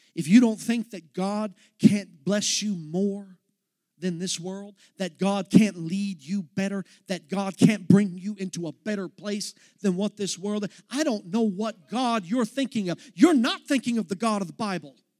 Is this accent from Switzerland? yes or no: no; Texas, United States; I'm from Texas